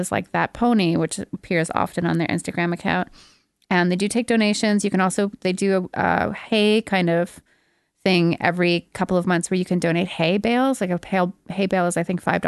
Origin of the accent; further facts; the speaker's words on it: Montreal, Quebec, Canada; I grew up with in Montreal